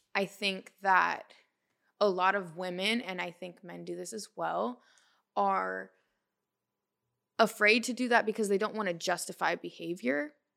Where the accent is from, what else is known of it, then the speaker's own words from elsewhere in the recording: Portland, Oregon, United States; moved away as an adult; also born or lived in California; now in Los Angeles, United States; I'm from Portland, Oregon.